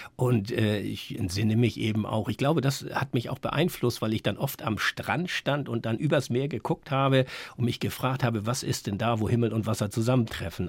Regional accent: Northern Germany, Germany; als Norddeutscher

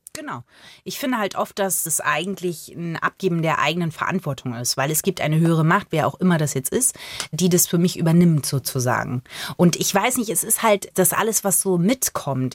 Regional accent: Bavaria, Germany; born or raised there; also born or lived in Magdeburg, Saxony-Anhalt

